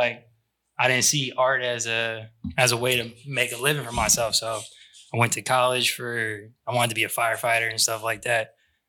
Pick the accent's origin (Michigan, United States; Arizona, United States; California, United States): California, United States; Sacramento; also born or lived in Madera, California; After third grade, I've been out here.